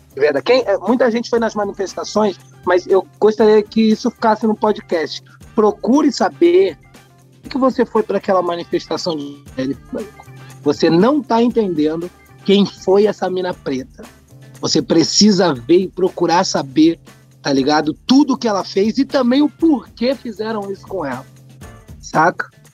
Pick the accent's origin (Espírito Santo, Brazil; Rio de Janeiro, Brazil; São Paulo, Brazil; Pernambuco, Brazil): São Paulo, Brazil; eu sou nascido criado na Bela Vista